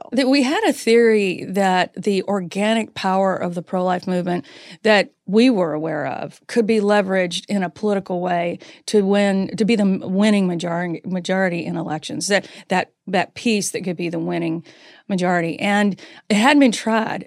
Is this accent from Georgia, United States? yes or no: no; North Carolina, United States; accent: Southern; I grew up in North Carolina.